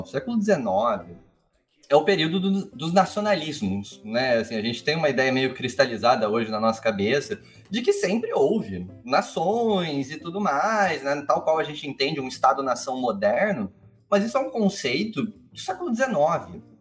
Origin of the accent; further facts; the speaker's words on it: Brazil; born there; sou eu sou brasileiro, nasci no Brasil.